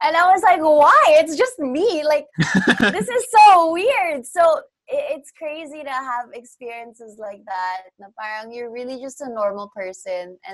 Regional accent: Canada; now in Philippines; I grew up in Canada, so I learned Tagalog through OPM

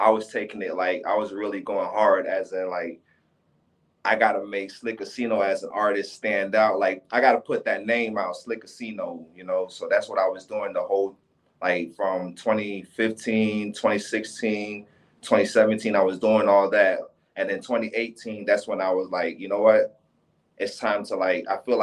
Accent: Palm Beach, Florida, United States; also born or lived in Haiti; I was born in Haiti, but I was raised in Palm Beach

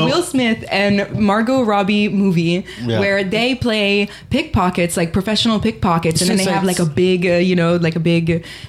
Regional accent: Italy; that's the community that was in my hometown. And they're just all over Italy.

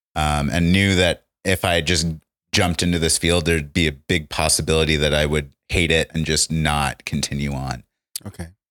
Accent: New Hampshire, United States; also born or lived in Ohio; now in Colorado, United States; I am, been living in Colorado for six years, but originally from the East Coast. Um, was in New Hampshire for the first bit of my life and then Ohio.

